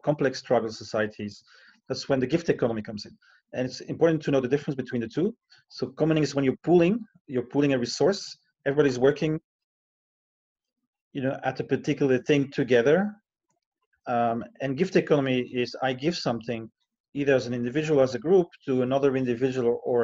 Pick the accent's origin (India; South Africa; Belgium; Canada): Belgium; Brussels, Brussels-Capital Region; moved away as an adult; now in Chiang Mai, Thailand; I'm Belgian originally, and I moved here in 2003. And, you know, but to make a living, I travel quite a bit. You know, I give lectures and workshops. And for the last 3 years, I had a 100-day contract per year in Brussels, back in my hometown